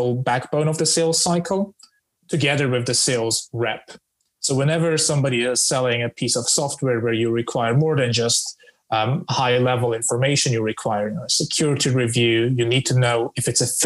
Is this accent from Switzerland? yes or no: yes; Switzerland; moved away as an adult; now in London, United Kingdom; I'm originally from Switzerland with roots in the Balkan